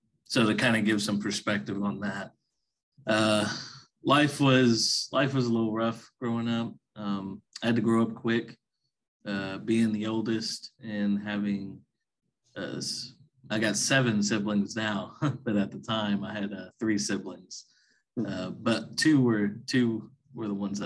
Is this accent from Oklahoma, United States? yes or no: yes; Ardmore, Oklahoma, United States; Born and raised in a small town called Ardmore in southern Oklahoma.